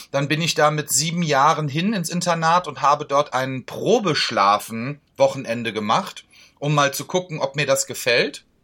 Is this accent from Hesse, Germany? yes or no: yes; Marburg, Hesse, Germany; Also, ich, bin ja, ich bin ja in Urhesse, ich komme ja aus Marburg an der Lahn.